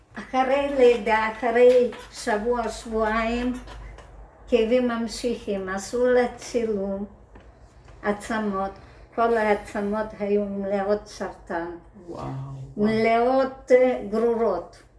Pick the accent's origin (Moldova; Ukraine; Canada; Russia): Ukraine; Hebrew is a second language; moved away as an adult; now in Israel